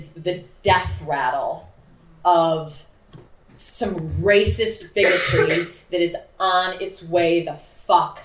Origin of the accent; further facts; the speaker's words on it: Chicago, Illinois, United States; moved away as an adult; also born or lived in New York; I'm born and raised in Chicago, but lived in New York